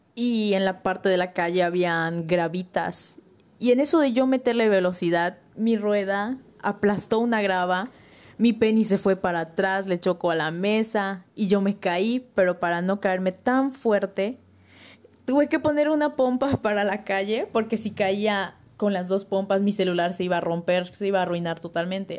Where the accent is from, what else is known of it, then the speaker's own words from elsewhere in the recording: Tunkás, Yucatán, Mexico; en mi pueblo ahí en Tuncas